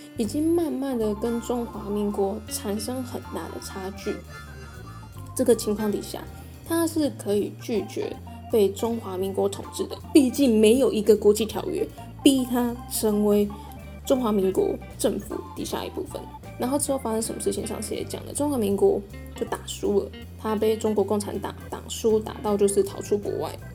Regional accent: Taiwan; accent: Taiwanese Hokkien-accented (Taiwanese Mandarin); 我作为一个台湾人，我讲话带有台语的口音

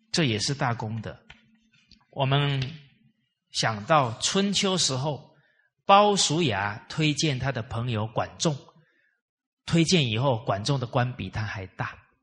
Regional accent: Malaysia; 给了我们马来西亚华人信心

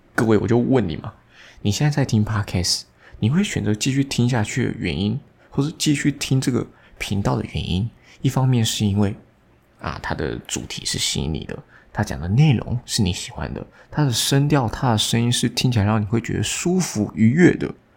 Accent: Taiwan; 我们台湾人

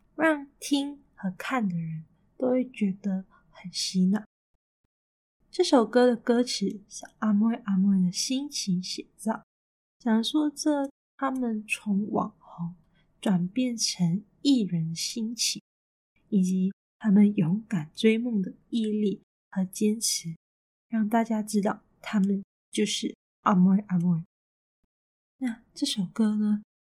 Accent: Malaysia; 也可以跟我们马来西亚人套几句 Rojak 语言

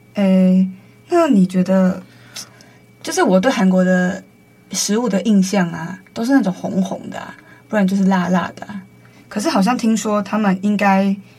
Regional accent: Taiwan; 对我们台湾人来说

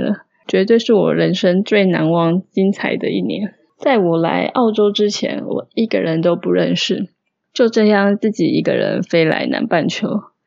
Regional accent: Taiwan; moved away as an adult; now in Melbourne, Australia; 偶尔也会想念跟台湾人讲中文

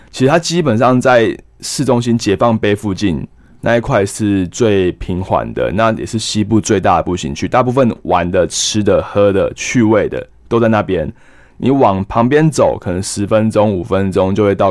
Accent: Taiwan; 我们台湾人会吃油条去跑， 去吸油

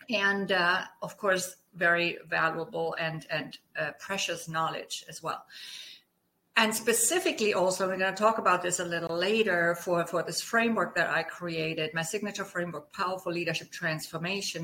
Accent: Germany; accent: German; English is a second language; moved away; as my accent may have given away, I'm German. so I grew up on a small farm

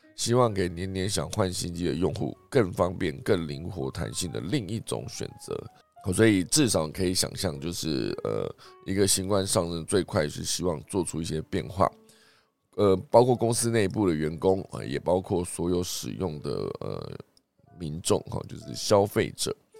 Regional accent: Taiwan; 我们台湾这边呢也难以幸免

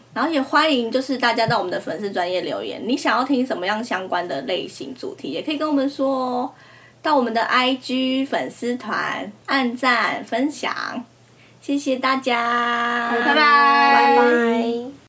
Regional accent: Taiwan; accent: Taiwanese; 我们口音好像真的他们都会很容易听出来

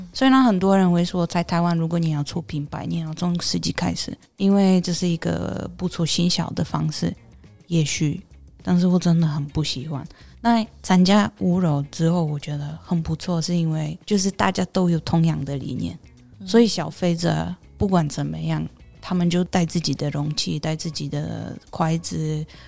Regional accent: Poland; now in Taiwan; 我是来自波兰的

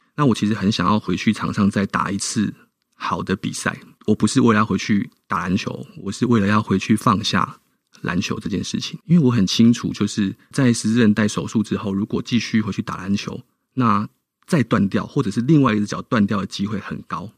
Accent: Tainan, Taiwan; 那我就决定了回到台南，好，回到我的故乡

